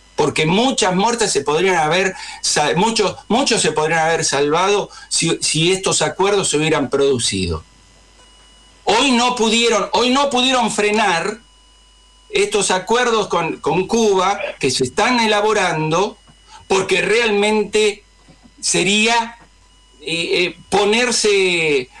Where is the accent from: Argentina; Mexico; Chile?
Argentina; nosotros argentinos